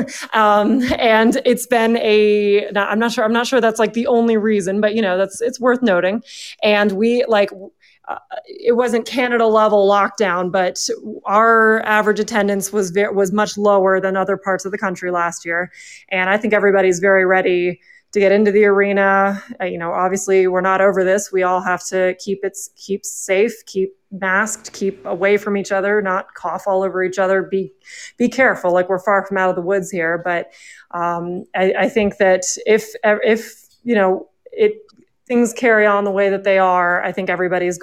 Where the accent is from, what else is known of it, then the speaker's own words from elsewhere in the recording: the Triangle of North Carolina, United States; moved away; I'm from the Triangle of North Carolina, so college sports is what I grew up on.